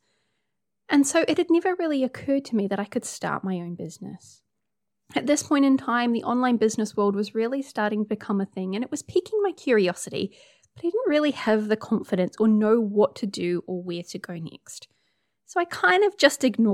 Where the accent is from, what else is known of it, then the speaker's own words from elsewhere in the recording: New Zealand; accent: Kiwi; also born or lived in Hamilton, New Zealand; I'm a Kiwi, as you can tell by the accent. I live in Hamilton, which is in the North Island of New Zealand